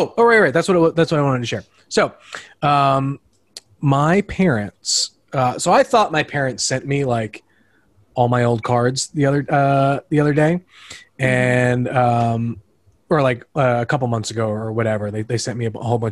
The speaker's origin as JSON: {"language": "English", "area": "Long Island", "region": "New York", "country": "United States", "accent": "Long Island", "said": "it's my Long Island accent. It slurs some words sometimes"}